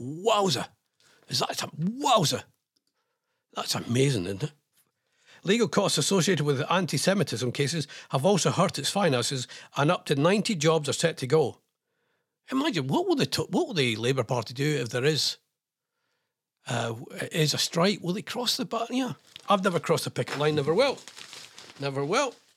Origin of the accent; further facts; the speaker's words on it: Scotland, United Kingdom; I'm Scottish.